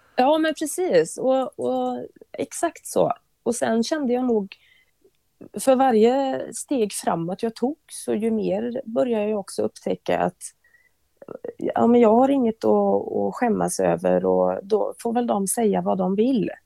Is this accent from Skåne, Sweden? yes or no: no; Bovallstrand, Västra Götaland, Sweden; jag är uppvuxen på västkusten, Bohuslän, eh, i ett litet eh, fiskesamhälle som heter Bovastrand.